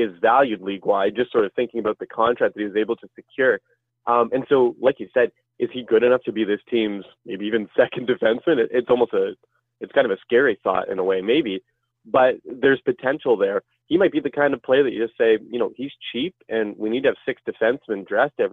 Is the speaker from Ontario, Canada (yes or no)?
yes; Ottawa, Ontario, Canada; I'm from the Ottawa area